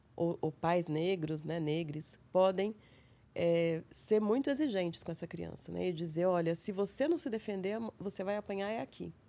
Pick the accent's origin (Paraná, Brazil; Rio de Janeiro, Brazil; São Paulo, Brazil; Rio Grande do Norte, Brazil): São Paulo, Brazil; São José do Rio Preto; accent: interior; moved away as an adult; also born or lived in Londrina / Austin, Texas; now in São Paulo, Brazil; Eu sou do interior, como meu sotaque demonstra. sou de São José do Rio Preto, interior de São Paulo.